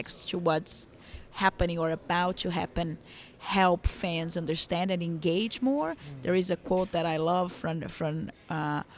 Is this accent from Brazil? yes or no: yes; São Paulo, Brazil; now in New York, United States; I'm from Brazil originally, but yes, I'm based in New York.